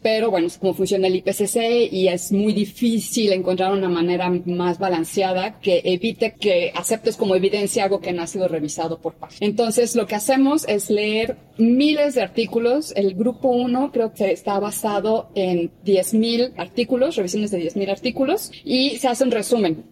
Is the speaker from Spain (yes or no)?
no; Mexico; fui la única mexicana seleccionada para el grupo 1